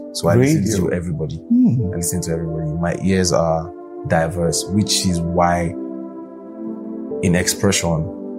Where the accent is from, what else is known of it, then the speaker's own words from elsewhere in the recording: Abuja, Federal Capital Territory, Nigeria; also born or lived in Lagos / Kwara State; I grew up in Abuja. I was born in Lagos, but grew up in Abuja.